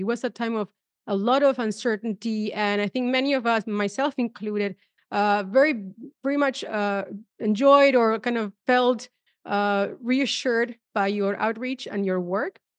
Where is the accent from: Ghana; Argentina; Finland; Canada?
Argentina; moved away